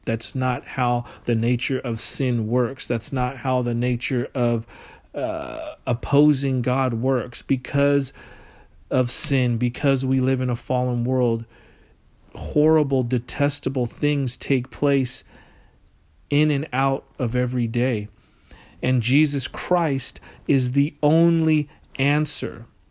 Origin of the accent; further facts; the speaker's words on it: United States; we as American citizens